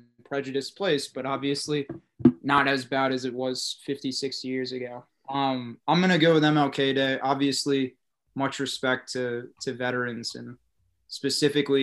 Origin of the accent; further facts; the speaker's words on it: Memphis, Tennessee, United States; I grew up obviously here in Memphis